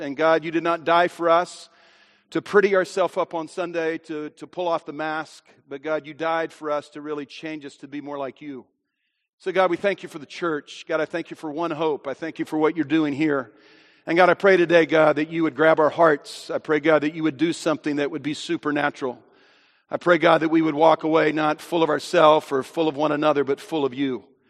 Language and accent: English; United States; I am an American